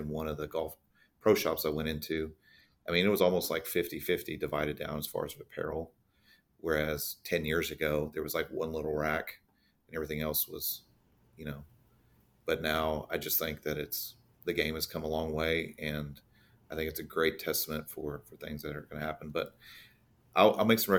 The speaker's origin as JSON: {"language": "English", "town": "Fort Worth", "region": "Texas", "country": "United States", "tie": "born or raised there", "said": "I was born in Texas, raised in Fort Worth"}